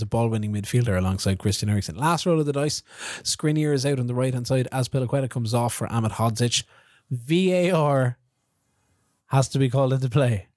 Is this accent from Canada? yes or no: no; Kilkenny, Leinster, Ireland; I'm from Kilkenny